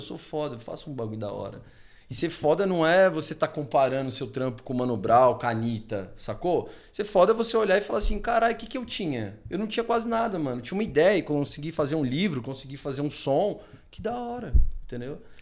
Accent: São Paulo, Brazil; eu também cresci e criado no Capão, é, mais de 30 anos de Capão Redondo

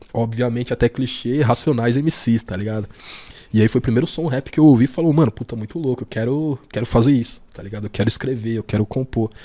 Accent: São Paulo, Brazil; eu sou nascido aqui na, na Zona Sul de São Paulo mesmo

